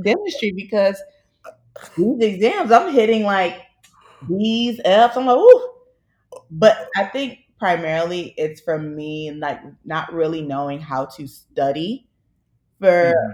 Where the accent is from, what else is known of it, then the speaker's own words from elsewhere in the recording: Miami, Florida, United States; moved away as an adult; now in Philadelphia, United States; I'm originally from Miami